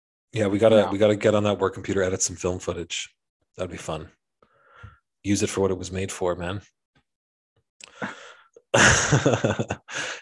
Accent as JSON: {"language": "English", "region": "Western Canada", "country": "Canada", "tie": "born or raised there", "said": "growing up in Western Canada"}